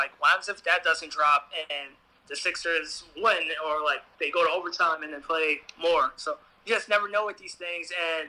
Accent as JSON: {"language": "English", "region": "New York", "country": "United States", "tie": "born or raised there", "said": "I grew up in New York"}